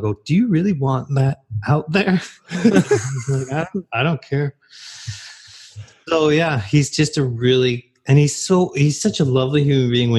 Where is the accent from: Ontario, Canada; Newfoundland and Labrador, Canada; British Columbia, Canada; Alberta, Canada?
Ontario, Canada; Oakville; I was born and raised in Oakville, Ontario